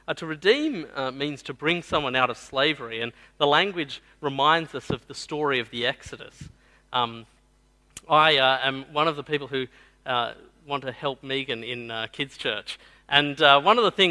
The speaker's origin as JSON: {"language": "English", "area": "the Southwest", "region": "New South Wales", "country": "Australia", "tie": "born or raised there", "said": "I grew up in the Southwest"}